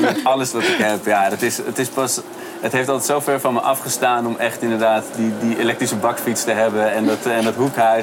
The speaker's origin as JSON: {"language": "Dutch", "town": "Amsterdam", "region": "North Holland", "country": "Netherlands", "tie": "born or raised there", "said": "ik ben zelf geboren in de Bijlmer"}